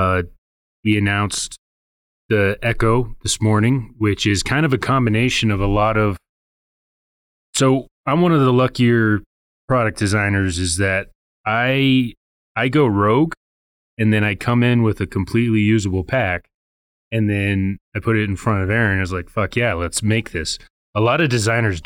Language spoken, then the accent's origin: English; Arvada, Colorado, United States; I'm from here, Colorado. I was born in Arvada.